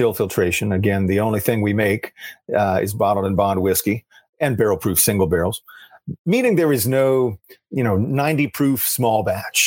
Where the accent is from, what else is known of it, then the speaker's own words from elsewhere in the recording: Cincinnati, Ohio, United States; my hometown, the metropolitan greater Cincinnati